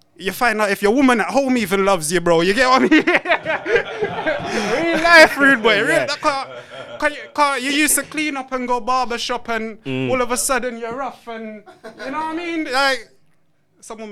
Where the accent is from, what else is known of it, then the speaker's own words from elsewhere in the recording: London, United Kingdom; also born or lived in St. Elizabeth, Jamaica; I grew up in Waterloo and Blackfriars